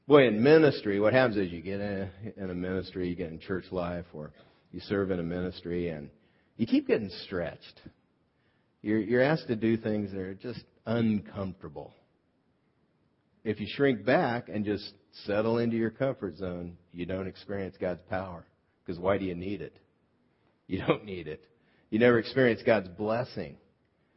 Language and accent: English; South Gate, California, United States; I grew up in Southgate, California